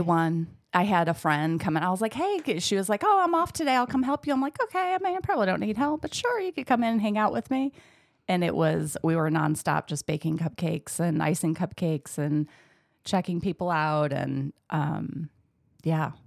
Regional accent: Michigan, United States; moved away; I grew up in Michigan

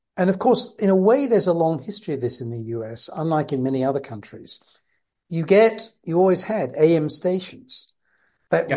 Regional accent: Leicester, East Midlands, United Kingdom; I was born in Leicester

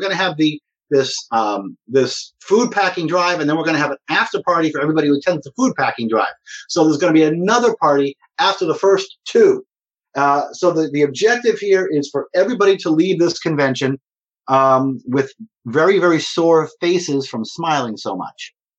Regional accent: New York, Northeast, United States; also born or lived in Boston / New Jersey; I'm from the Northeast. I'm from New York and Boston and New Jersey.

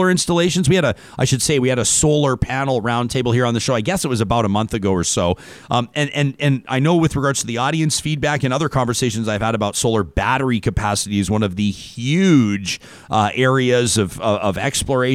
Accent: Ypres, Alberta, Canada; I grew up in the Ypres, and that's where we did our summer camping

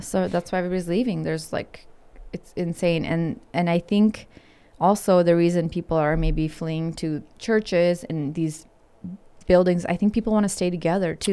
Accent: Ukraine; moved away; I was born in Ukraine

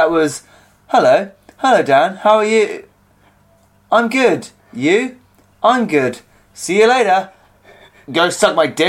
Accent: Halstead, East of England, United Kingdom; moved away; This is my hometown.

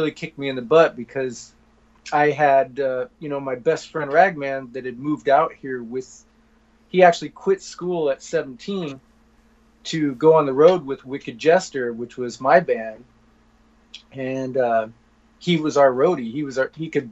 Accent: Pekin, Illinois, United States; moved away; growing up in Pekin

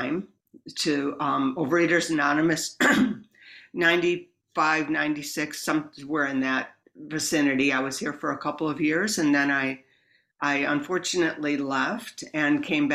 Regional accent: New York, United States; moved away; I grew up back east near Buffalo, not in Buffalo, a small town in between Buffalo and Rochester.

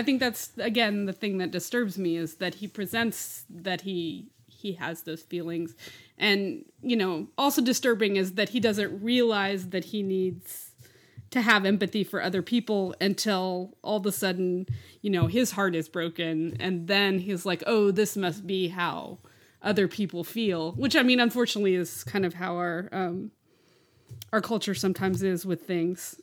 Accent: Lubbock, Texas, United States; that's where I grew up was in Lubbock

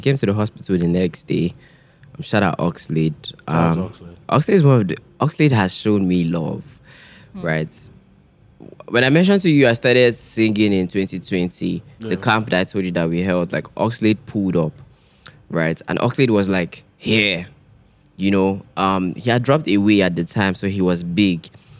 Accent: Ojo, Lagos, Nigeria; Because you see a lot growing up in Ojo. You see a lot.

